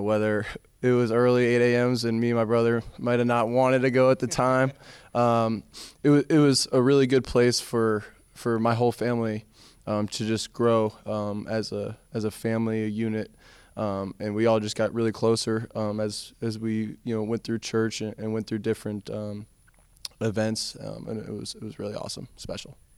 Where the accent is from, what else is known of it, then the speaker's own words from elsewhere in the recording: South Florida, United States; come from South Florida